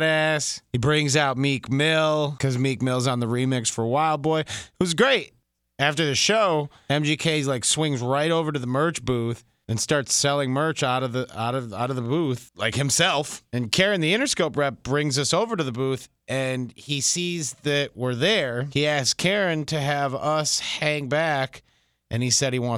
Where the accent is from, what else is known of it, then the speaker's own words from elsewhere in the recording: Detroit, Michigan, United States; I'm from Detroit